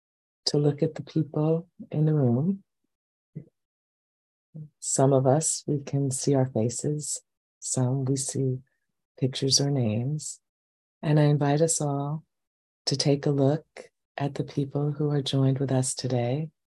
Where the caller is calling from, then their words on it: New York, United States; I'm coming from New York and we've had some very heavy air.